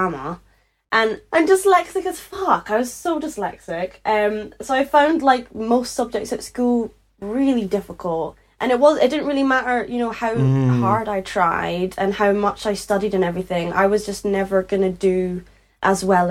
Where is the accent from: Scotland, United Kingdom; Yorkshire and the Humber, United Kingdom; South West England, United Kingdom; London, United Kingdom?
Scotland, United Kingdom; Edinburgh; accent: Scottish; I grew up in Edinburgh, in Leith, in Edinburgh, in Scotland.